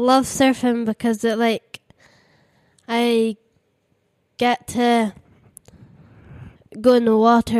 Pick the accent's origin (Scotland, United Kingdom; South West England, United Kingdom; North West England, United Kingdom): Scotland, United Kingdom; Oldmeldrum; Old Maldrum.